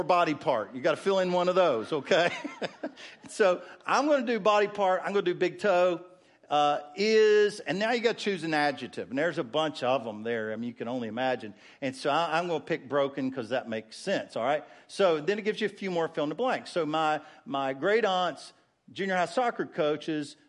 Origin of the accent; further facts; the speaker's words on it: West Virginia, United States; moved away; I grew up in West Virginia. The hills of West Virginia had prayer meeting every Wednesday night.